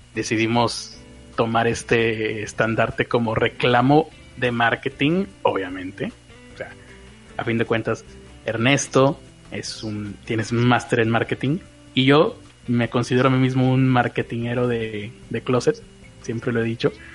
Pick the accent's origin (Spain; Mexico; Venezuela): Mexico; yo soy mexicano